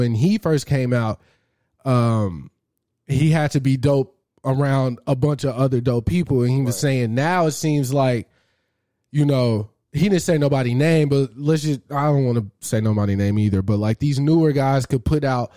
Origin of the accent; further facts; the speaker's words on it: Arlington, Texas, United States; That's where I'm from. Yeah. I'm the South Side